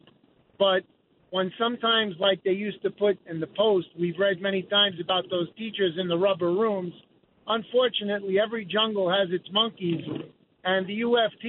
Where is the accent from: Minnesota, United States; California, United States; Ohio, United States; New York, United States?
New York, United States; New York City; I grew up in the Bronx and on Van Ness Avenue, and I had those same teachers